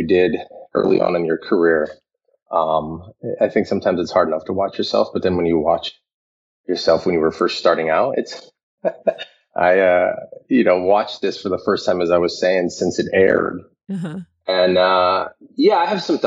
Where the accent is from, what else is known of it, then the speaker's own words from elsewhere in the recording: Aurora, Colorado, United States; I grew up in Aurora, Colorado